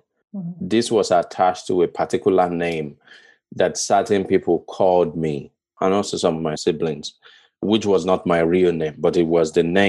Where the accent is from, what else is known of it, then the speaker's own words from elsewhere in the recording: Yorubaland, Nigeria; moved away as an adult; also born or lived in Cyprus; I grew up in Yoruba land too